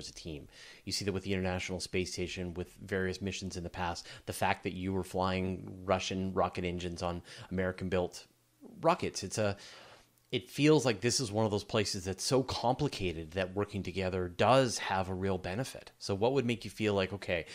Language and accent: English; Canada; I'm Canadian